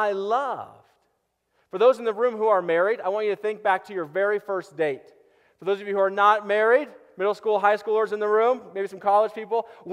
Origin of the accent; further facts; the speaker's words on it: Boulder, Colorado, United States; also born or lived in Erie, Colorado; I was born and raised in Boulder.